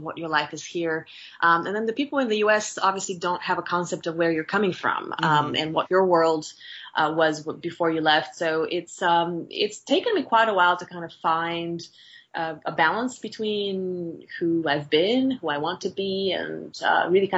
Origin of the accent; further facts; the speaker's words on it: Bulgaria; moved away as an adult; now in United States; I was born in Bulgaria and raised there